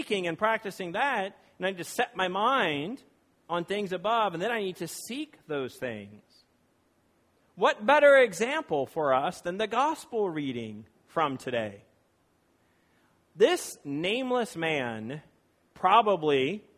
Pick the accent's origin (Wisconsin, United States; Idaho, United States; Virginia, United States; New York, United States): Virginia, United States; now in California, United States; I live in California and that I am from Virginia.